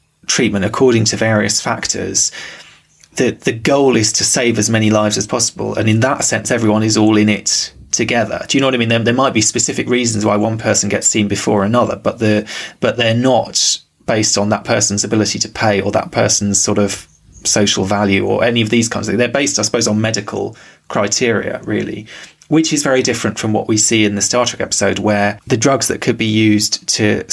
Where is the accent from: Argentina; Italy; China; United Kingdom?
United Kingdom; London; growing up in London